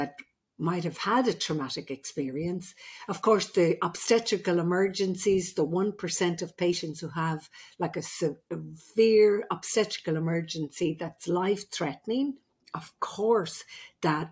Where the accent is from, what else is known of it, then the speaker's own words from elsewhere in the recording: Ireland; I'm the Irish midwife